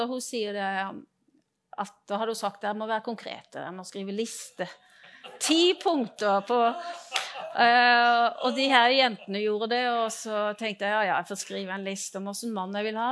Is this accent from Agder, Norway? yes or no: yes; Grimstad, Agder, Norway; Ja, jeg kommer fra Grimstad. Eh, jeg vokste opp eh, i Grimstad